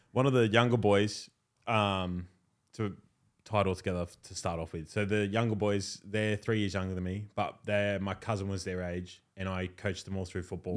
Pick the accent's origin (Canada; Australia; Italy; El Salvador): Australia; I grew up in Wimberley